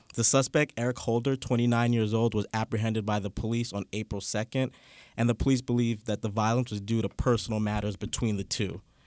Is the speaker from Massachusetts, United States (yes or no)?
no; New York City, New York, United States; I grew up in Canarsie